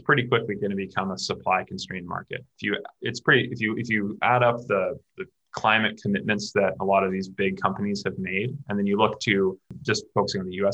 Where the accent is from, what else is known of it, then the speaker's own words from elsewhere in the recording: Canada; I'm from Canada